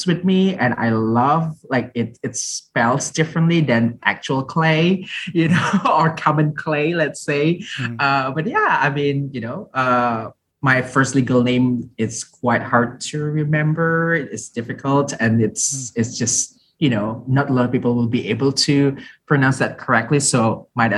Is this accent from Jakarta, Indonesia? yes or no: yes; Jakarta, Indonesia; I was born and raised in Jakarta